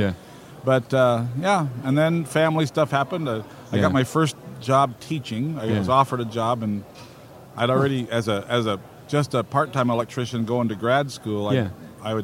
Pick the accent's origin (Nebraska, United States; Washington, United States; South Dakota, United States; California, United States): Nebraska, United States; In the middle of Nebraska.